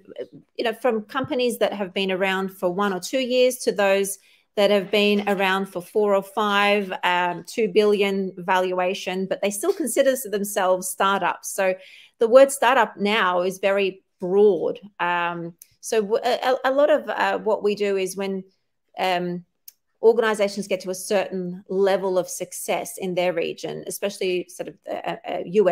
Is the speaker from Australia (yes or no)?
yes; Sydney, New South Wales, Australia; I grew up in Australia all my life